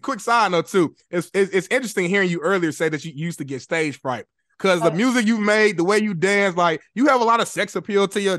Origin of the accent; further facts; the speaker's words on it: Indianapolis, Indiana, United States; now in Los Angeles, United States; I'm in LA. You in LA. You from Nap. I'm from Nap. Used to be tight back in the day.